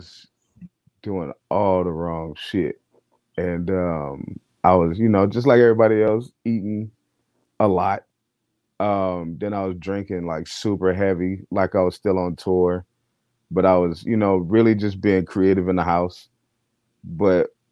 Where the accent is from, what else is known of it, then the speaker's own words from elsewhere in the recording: Los Angeles, California, United States; I grew up in Los Angeles, California, Watts District